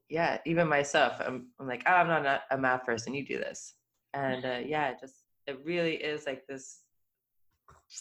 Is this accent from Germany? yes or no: no; Midwest, United States; I grew up in the Midwest in the 80s and 90s